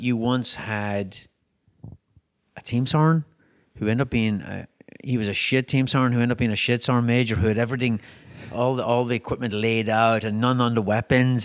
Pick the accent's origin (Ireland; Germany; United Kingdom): Ireland; moved away; I'm European, right? I grew up in Ireland